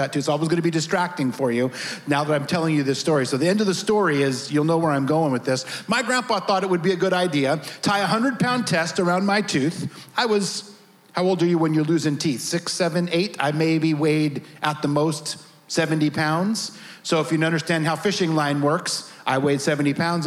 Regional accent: the Redwoods, California, United States; moved away; also born or lived in Tennessee; I really was a crazy little redneck kid growing up in the Redwoods

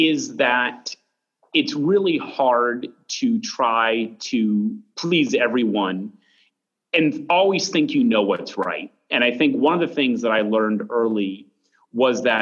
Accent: Mount Monadnock, New Hampshire, United States; I grew up right on the base of Mount Monadnock.

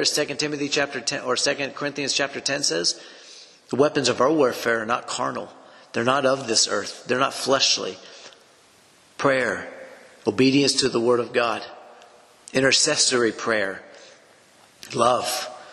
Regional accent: Edgewood, United States; why does Jesus have me here in Edgewood? You know, why does he have me here back in my hometown of where I was raised

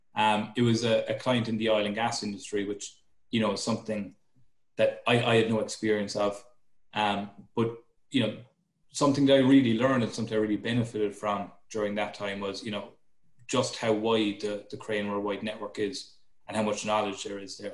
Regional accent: Cork, Munster, Ireland; moved away as an adult; also born or lived in Dublin, Ireland / Canada; now in Chicago, United States; so I'm from Cork in Ireland. Um, so I, I, grew up there, and I, I actually went to university there.

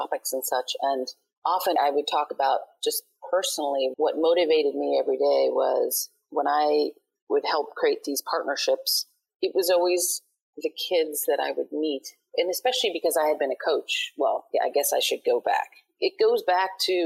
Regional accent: New York City, New York, United States; growing up in Brooklyn, it was fun

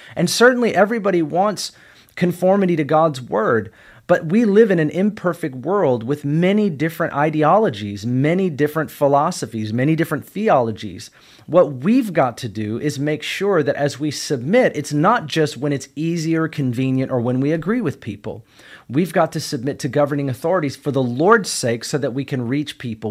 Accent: United States; I'm a kingdom citizen first, and I'm an American second

